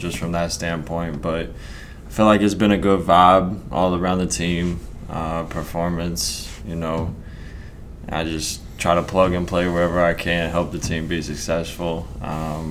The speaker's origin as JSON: {"language": "English", "region": "Arkansas", "country": "United States", "tie": "born or raised there", "said": "it's what I knew, so it was normal to me, but probably not for everybody. I grew up in a town of 1,100 people."}